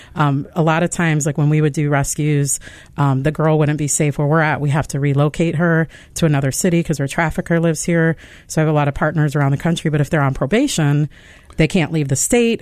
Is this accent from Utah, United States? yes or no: no; Denver, Colorado, United States; also born or lived in Chicago; now in Memphis, United States; I grew up in Denver and then moved to Chicago.